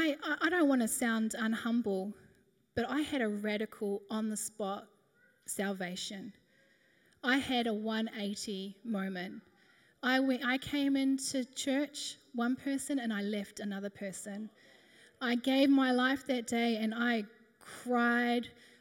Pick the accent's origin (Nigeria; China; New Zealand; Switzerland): New Zealand; moved away as an adult; now in Australia; We moved over from New Zealand. We were 18